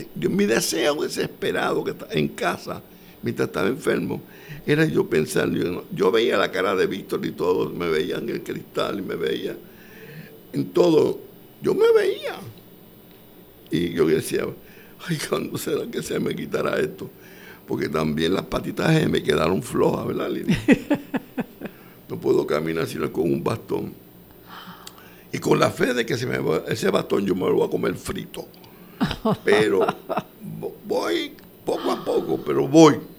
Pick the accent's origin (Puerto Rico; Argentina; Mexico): Puerto Rico; yo soy puertorriqueño